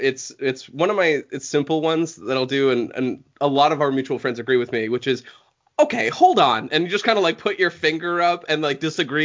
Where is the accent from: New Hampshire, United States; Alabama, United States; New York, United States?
New Hampshire, United States; I'm from New Hampshire, and the New England area, we call them bubblers.